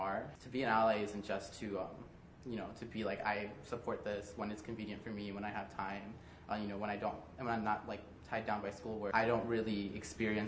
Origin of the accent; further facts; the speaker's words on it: Palatine, Illinois, United States; I am from Palatine, Illinois.